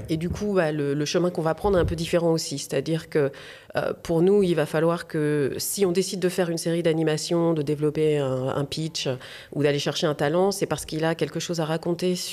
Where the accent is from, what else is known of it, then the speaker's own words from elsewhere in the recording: France; also born or lived in United States; en tant que femme et en tant que française aux États-Unis.